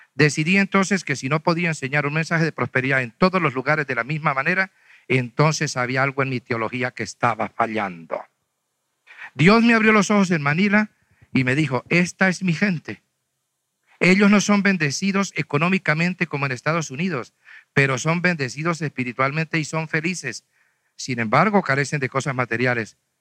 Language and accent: Spanish; Huila, Colombia; now in Bogotá, Colombia; yo soy de Huila.